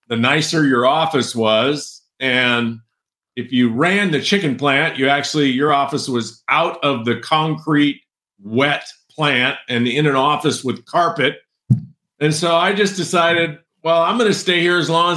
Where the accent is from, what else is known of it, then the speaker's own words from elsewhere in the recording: San Joaquin Valley, central California, United States; I grew up in a farming community, ranching farming community on a big cattle ranch / row crop farm in central California, the San Joaquin Valley, in the foothills below Yosemite